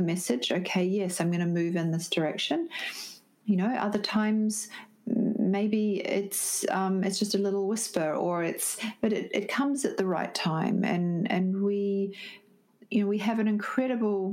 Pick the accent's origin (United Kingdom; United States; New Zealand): New Zealand; moved away; also born or lived in Sydney, Australia; I'm originally from New Zealand, but I was living in Sydney